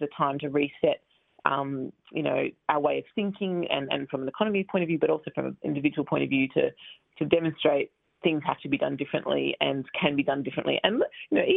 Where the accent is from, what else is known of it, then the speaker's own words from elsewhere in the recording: Melbourne, Victoria, Australia; moved away; I grew up in Blackburn in Melbourne.